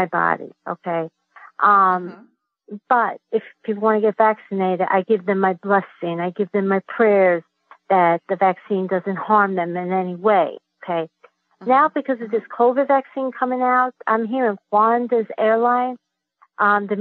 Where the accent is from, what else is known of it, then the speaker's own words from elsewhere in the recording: United States; also born or lived in Queens, New York; I was born in the United States, as I think I told you that I have dual citizenship